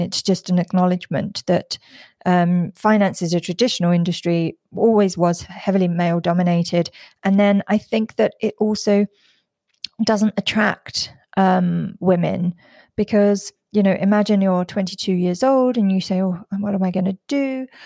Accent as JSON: {"language": "English", "region": "London", "country": "United Kingdom", "moved": "as an adult", "lives_now": "Singapore", "said": "I'm originally from London and I live in Singapore in Southeast Asia."}